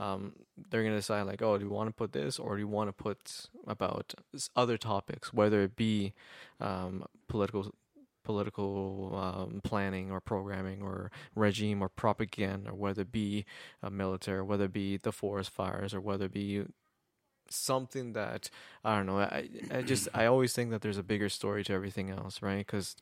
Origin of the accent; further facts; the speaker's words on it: Kitchener, Ontario, Canada; also born or lived in Mexico; Canadian, born in Mexico, raised in Canada